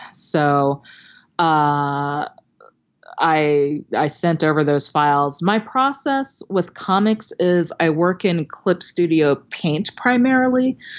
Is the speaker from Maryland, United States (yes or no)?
yes; Maryland, United States; now in Los Angeles, United States; I live in Los Angeles, but I'm from Maryland and I would, uh, go visit some old teachers and librarians and read for kids at, you know, my old school